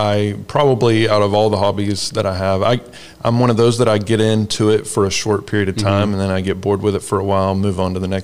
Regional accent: Tennessee, United States; also born or lived in Sevierville, Tennessee / Olive Branch, Mississippi / Memphis, Tennessee; I was born in Sevierville, Tennessee, lived there for a while, moved across Tennessee

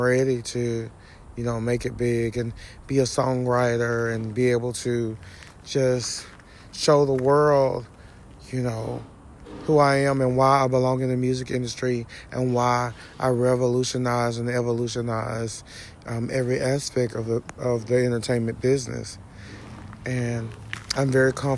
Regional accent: Jasper, Texas, United States; also born or lived in Houston, Texas; now in Cleveland, United States; I'm originally from Jasper, Texas

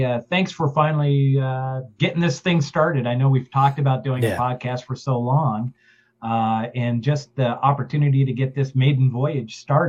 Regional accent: Seattle, Washington, United States; moved away as an adult; now in Kentucky, United States; I grew up in Seattle that had no major sports teams.

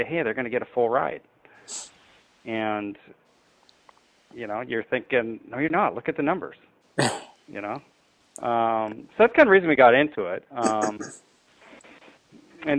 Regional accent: Seattle, Washington, United States; I'm from Seattle

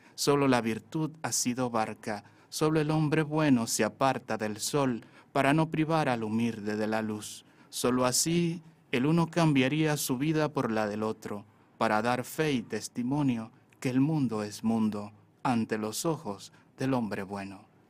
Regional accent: Sabana de la Mar, Hato Mayor, Dominican Republic; now in Santo Domingo, Dominican Republic; yo nací en Sabana de la Mar, yo soy de la novia de la bahía. está en la provincia de Tomayor, es un pueblo costero. Eh, ahí, sí, ahí estudié también los estudios básicos. Luego me exilié aquí en Santo Domingo

